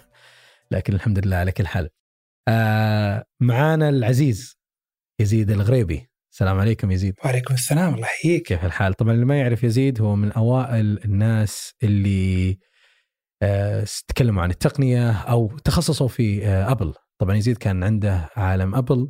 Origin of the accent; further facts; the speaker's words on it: Saudi Arabia; عندنا في السعودية